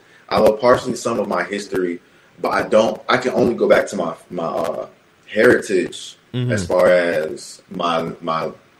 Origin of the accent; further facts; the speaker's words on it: Plantation, Florida, United States; I was born in Plantation General Hospital.